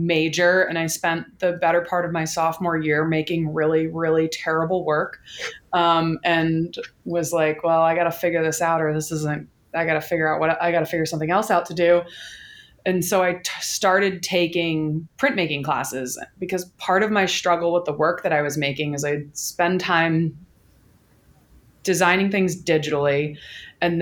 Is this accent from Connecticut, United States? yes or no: yes; Connecticut, United States; moved away as an adult; now in Baltimore, United States; my giveaway is that I still pronounce my T's. I'm from Connecticut. And then I came down to Baltimore to go to MICA